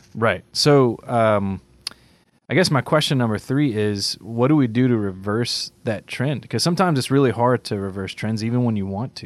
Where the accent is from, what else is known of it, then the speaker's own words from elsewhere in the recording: Cajun, Louisiana, United States; I'm a Cajun